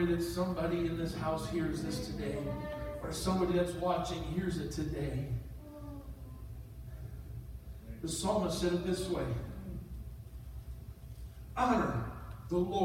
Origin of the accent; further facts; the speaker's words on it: St. Paul, Minnesota, United States; also born or lived in Coon Rapids, Minnesota; 50 years and a couple months ago, I was born in Bethesda Hospital in St. Paul, Minnesota.